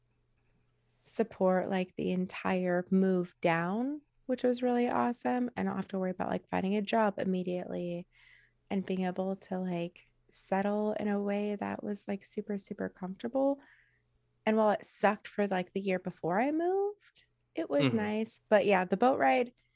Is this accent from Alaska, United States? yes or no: yes; Alaska, United States; moved away as an adult; also born or lived in Utah; now in Oregon, United States; I grew up in Alaska. We didn't have concerts in my little podunk village island